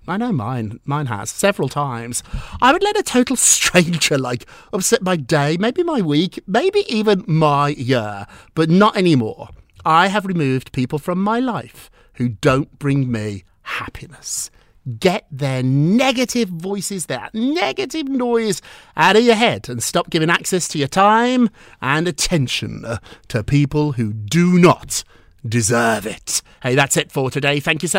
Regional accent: United Kingdom; now in United States; 25 years ago, he was one of my first clients, and I came from Britain, so I'd never actually watched Melrose Place

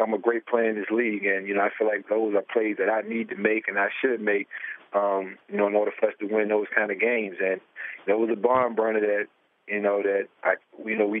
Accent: United States; also born or lived in Virginia; I grew up in Washington

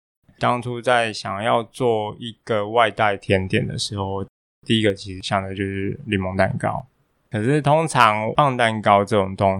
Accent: Tainan, Taiwan; 那我台南人，我台南人。

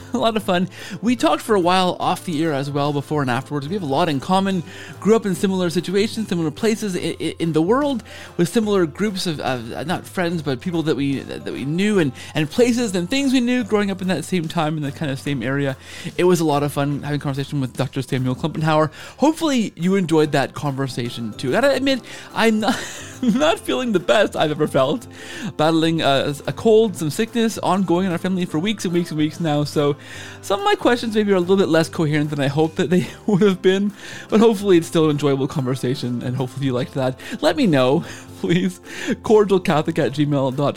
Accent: Canada; we're both Canadian

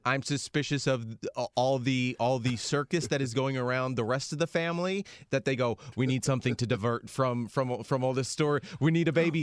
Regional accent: United States; as an American

